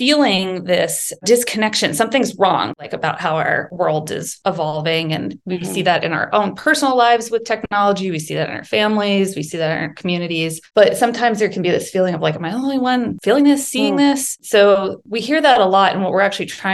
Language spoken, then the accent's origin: English; Texas, United States; I grew up in Texas